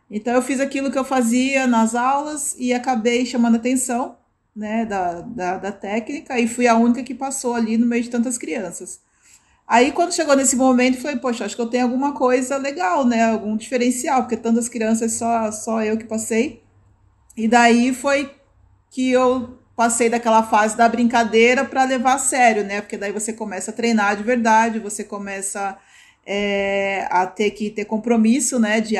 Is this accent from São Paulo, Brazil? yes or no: yes; São Paulo, Brazil; É, eu, eu sou da, da zona norte de São Paulo